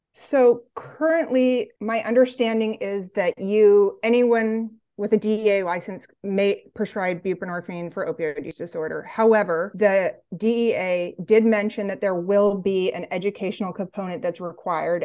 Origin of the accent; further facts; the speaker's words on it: Olympia, Washington, United States; moved away as an adult; now in Vermont, United States; I grew up in Olympia, Washington